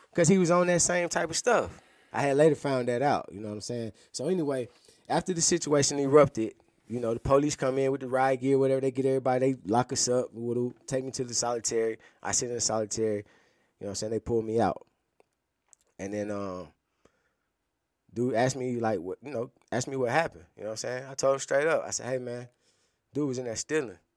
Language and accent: English; Atlanta, Georgia, United States; So, but being that I'm from Atlanta, you know, that's another thing.